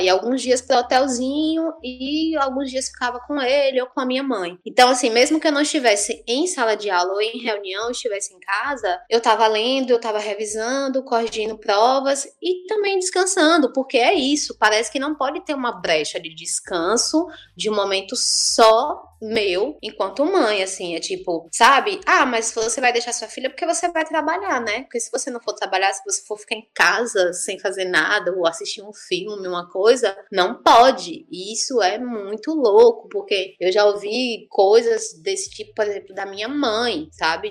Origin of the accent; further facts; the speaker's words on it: Salvador, Bahia, Brazil; now in Juazeiro, Brazil; Eu sou de Salvador, né? Não disse isso, mas moro em Juazeiro há muitos anos.